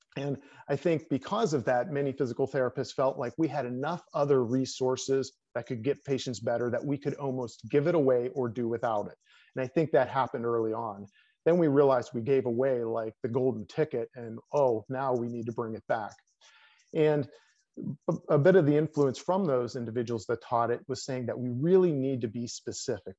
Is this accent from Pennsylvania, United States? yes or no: yes; Pennsylvania, United States; moved away as an adult; also born or lived in West Point, New York / Colorado Springs, Colorado; I came back to my home state of Pennsylvania